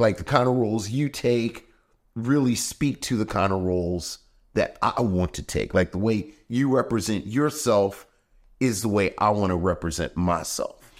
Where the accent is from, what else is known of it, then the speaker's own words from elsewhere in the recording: Baltimore, Maryland, United States; I'm from Baltimore